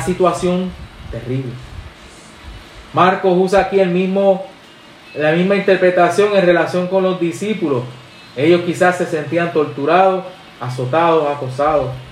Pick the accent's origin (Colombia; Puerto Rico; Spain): Puerto Rico; somos boricuas